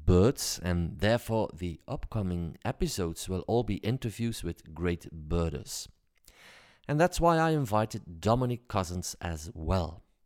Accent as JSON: {"language": "English", "country": "Belgium", "said": "I'm a Belgian comedian"}